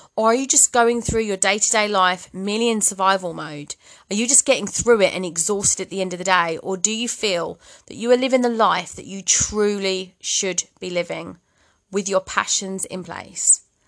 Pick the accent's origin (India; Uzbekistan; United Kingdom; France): United Kingdom; Bromley, London; moved away as an adult; also born or lived in Midlands; now in Cumbria, United Kingdom; I'm from London originally. Borderlines Kent, actually, Bromley Kent.